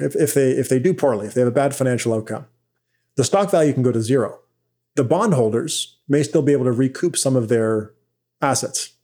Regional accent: Vancouver Island, British Columbia, Canada; now in Ottawa, Canada; I actually grew up on Vancouver Island, British Columbia, and now I live in, in Ottawa

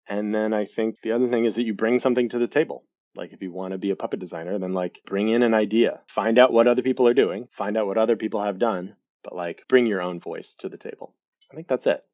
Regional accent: Lincoln, Nebraska, United States; moved away; also born or lived in Galveston, Texas; So, I am originally from Lincoln, Nebraska, um, although I was born in Galveston, I only lived for, there a couple of years, and grew up in Lincoln, Nebraska.

